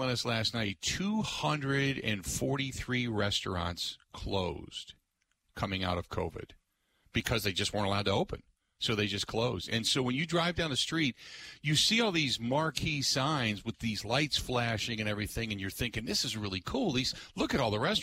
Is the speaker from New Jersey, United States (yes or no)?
no; Cincinnati, Ohio, United States; moved away; I grew up in Cincinnati, Ohio